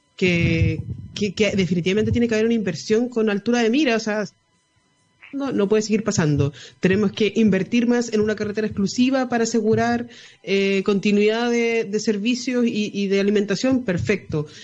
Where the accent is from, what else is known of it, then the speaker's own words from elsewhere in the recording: Chile; como chilenos